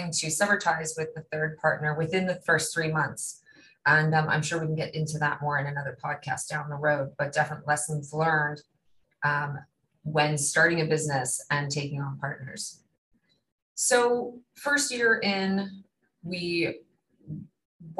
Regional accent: Bermuda; I was born and raised in Bermuda

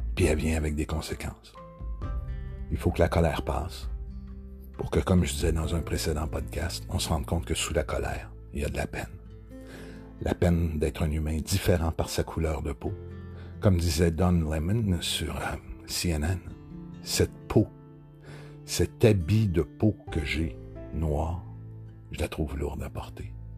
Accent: Quebec, Canada; ici chez nous au Québec

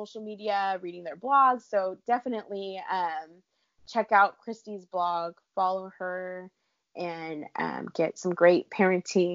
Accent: California, United States; I live in California. I grew up in California

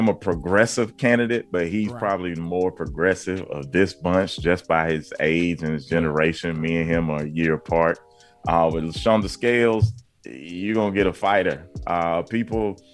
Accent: Birmingham, Alabama, United States; me growing up in Birmingham

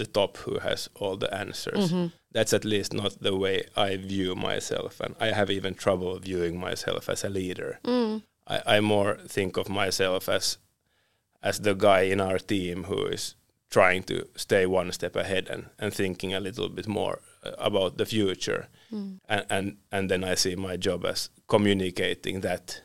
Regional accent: Finland; also born or lived in Sweden

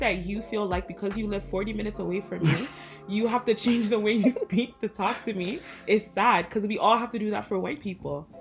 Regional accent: Ajax, Ontario, Canada; also born or lived in Toronto; I grew up in the hood, but I moved from early to Ajax

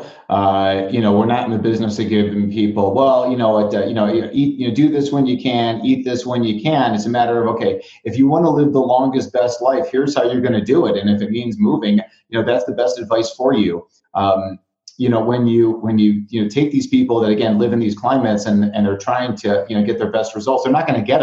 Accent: Chicago, Illinois, United States; now in Arizona, United States; my hometown of Chicago

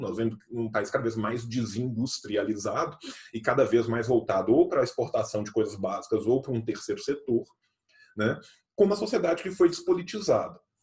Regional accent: Pompéu, Minas Gerais, Brazil; nós que somos do interior, eu sou de Pompeu

